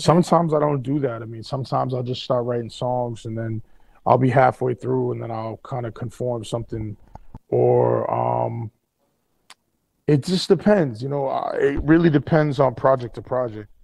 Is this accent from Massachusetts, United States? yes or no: yes; Boston, Massachusetts, United States; I grew up in South End